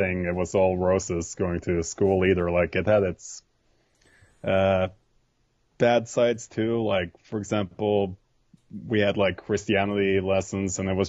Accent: Vikedal, Rogaland, Norway; also born or lived in Rotterdam, Netherlands; I grew up in a small village called Vikedal.

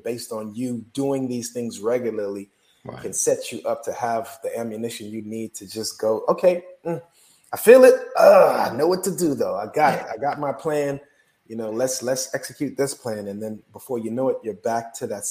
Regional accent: South Florida, United States; moved away; I'm from South Florida

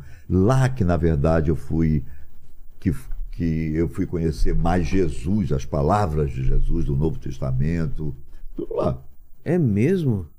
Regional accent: Rio de Janeiro, Brazil; moved away as an adult; also born or lived in São Paulo; Nasci no Rio, ok, sou carioca, mas sou brasileiro

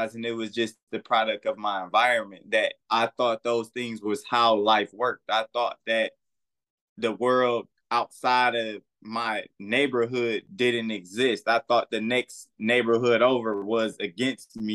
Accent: Detroit, Michigan, United States; also born or lived in Omaha / Kalamazoo / Battle Creek / Los Angeles; now in Atlanta, United States; I'm from Detroit, born and raised the west side, Plymouth and Greenfield

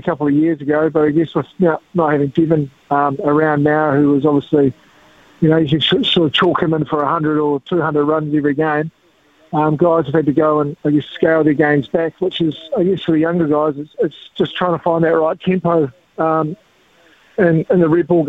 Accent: South Island, New Zealand; growing up in the South Island, playing a lot of multi-day cricket

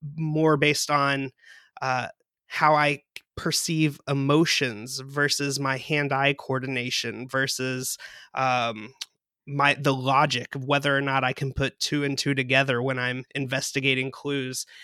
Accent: West Tennessee, United States; I'm from West Tennessee

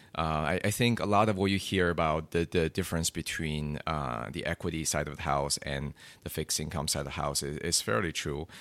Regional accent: China; growing up in China

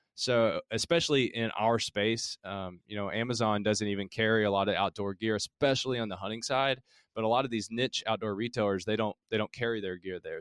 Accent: Middlesboro, Kentucky, United States; accent: Southern; also born or lived in Harlan County, Kentucky; now in Louisville, United States; I grew up, I'm from Kentucky, and I grew up in Appalachia down in southeastern Kentucky. It's in the Cumberland Gap, so I was born in Harlan County, grew up in Bell County, it's Middlesbrough was the city

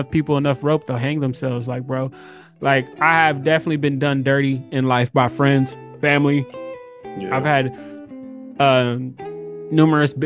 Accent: Inland Empire, east of LA, California, United States; I was born in Inland Empire, east of LA. My parents were from Egypt. I was born out here.

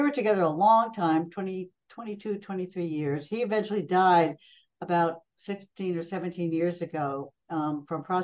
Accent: Pelham, New York, United States; moved away as an adult; also born or lived in Brazil; I grew up outside New York City a long time ago in a small town called Pelham

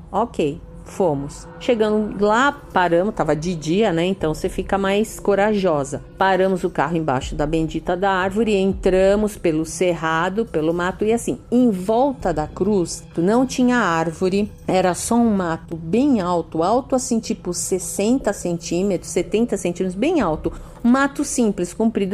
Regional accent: São Paulo, Brazil; sou de São Paulo

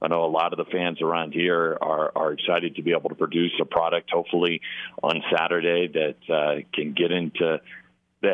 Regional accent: Midwest, United States; moved away as an adult; also born or lived in Iowa; now in Bozeman, United States; I grew up in the Midwest, and I went to Iowa

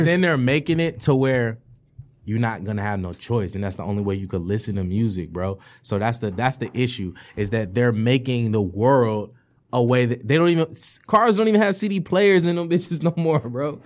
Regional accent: Detroit, Michigan, United States; I grew up on the East Side and shit, like, Eight Mile and Grad shit, Seven Mile and Grad shit, that whole section over there

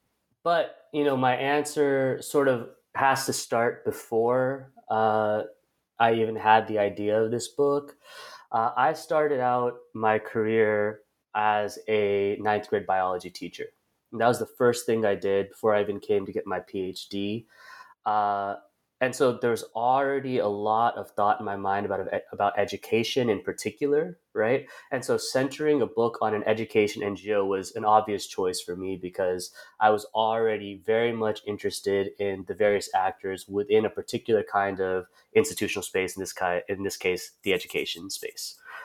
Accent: United States; as a Indian American, as a brown man, as at this time I wasn't even thinking in caste terms, but as a dominant caste person

